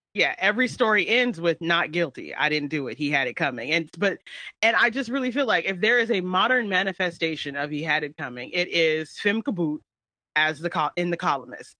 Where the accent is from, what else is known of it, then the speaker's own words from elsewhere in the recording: United States; first language English; an American whose only language they speak is English